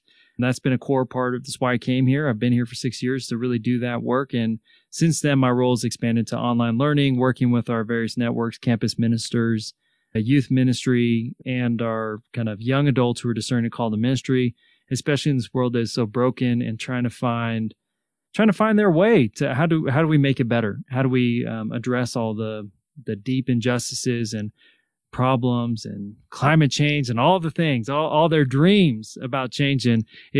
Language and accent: English; Salinas, California, United States; I grew up in Salinas, California